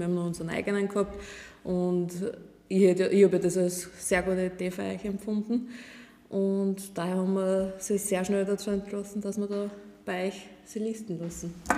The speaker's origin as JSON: {"language": "German", "region": "Burgenland", "country": "Austria", "said": "bei uns im Burgenland"}